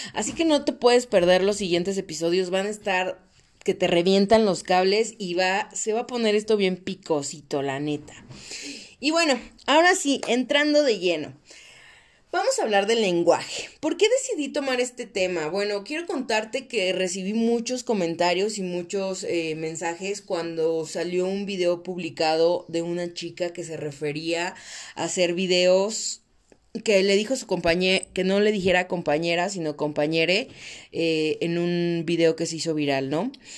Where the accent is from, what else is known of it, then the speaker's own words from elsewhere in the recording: Mexico; soy mexicana